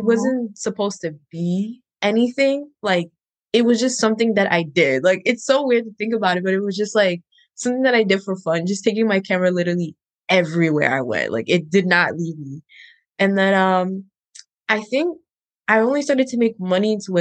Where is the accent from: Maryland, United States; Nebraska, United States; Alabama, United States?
Maryland, United States; also born or lived in Pennsylvania / Ghana (ancestry); I grew up in Maryland, but I am Ghanaian.